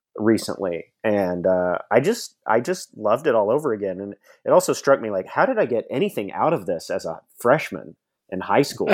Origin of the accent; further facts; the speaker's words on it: Nashville, Tennessee, United States; I grew up in Nashville, Tennessee